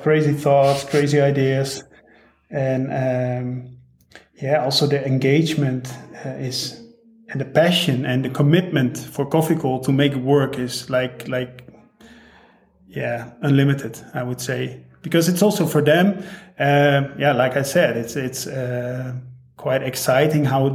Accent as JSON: {"language": "English", "country": "Netherlands", "moved": "yes", "lives_now": "St. Gallen, Switzerland", "said": "I'm from the Netherlands"}